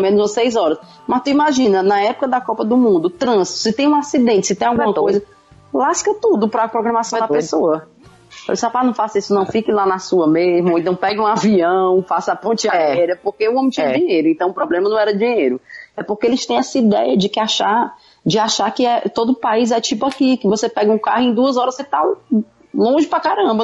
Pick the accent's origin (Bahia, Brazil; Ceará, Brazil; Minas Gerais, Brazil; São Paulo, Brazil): Ceará, Brazil; accent: Cearense; moved away as an adult; also born or lived in England; now in United Kingdom